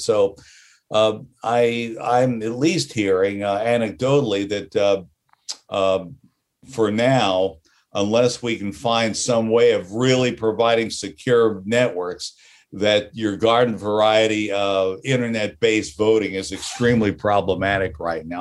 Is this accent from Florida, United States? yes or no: yes; Florida, United States; growing up in Florida